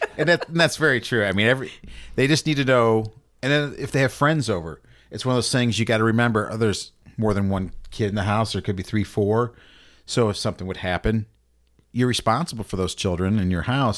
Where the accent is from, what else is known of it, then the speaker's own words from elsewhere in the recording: North County, Missouri, United States; I grew up in North County